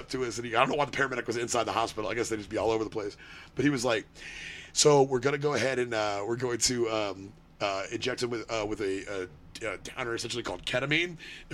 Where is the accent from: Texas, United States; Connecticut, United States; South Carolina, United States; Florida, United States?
Texas, United States; Austin; my hometown in Austin